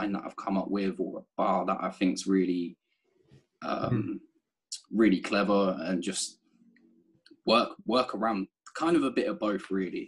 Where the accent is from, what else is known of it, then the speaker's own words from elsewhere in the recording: United Kingdom; now in London, United Kingdom; I'm that British guy with this American group of rappers.